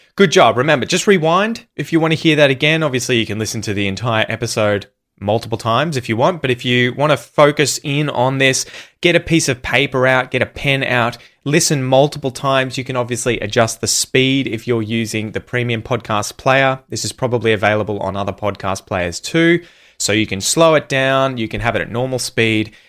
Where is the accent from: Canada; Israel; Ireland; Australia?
Australia; It was filmed where I grew up.